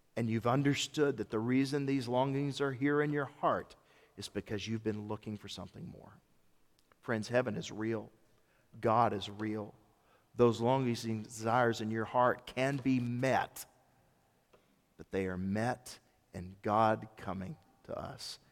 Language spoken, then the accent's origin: English; Memphis, Tennessee, United States; also born or lived in Germantown, Tennessee; When I was growing up in Memphis, my family moved to Memphis when I was eleven.